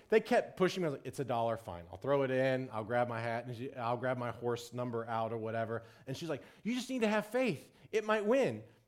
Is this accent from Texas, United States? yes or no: yes; Texas, United States; I'm from Texas